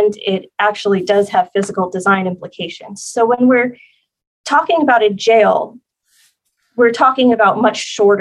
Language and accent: English; New Jersey, United States; now in San Diego, United States; I'm originally from New Jersey, so I have the Northeast has a very special place in my heart